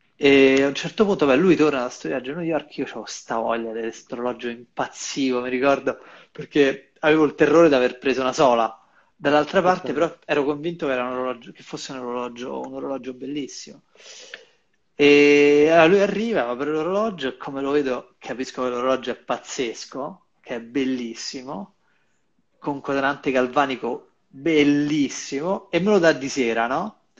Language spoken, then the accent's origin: Italian; Rome, Lazio, Italy; io sto qui, sono di Roma